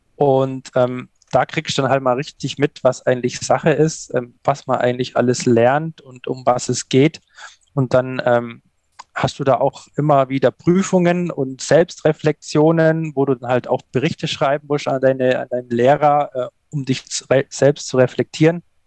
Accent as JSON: {"language": "German", "area": "Allgäu", "region": "Bavaria", "country": "Germany", "tie": "born or raised there", "said": "aufgewachsen im Allgäu"}